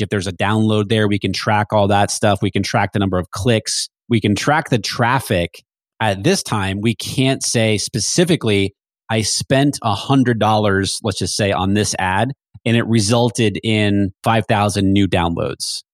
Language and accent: English; New Hampshire, United States; moved away; I grew up in New Hampshire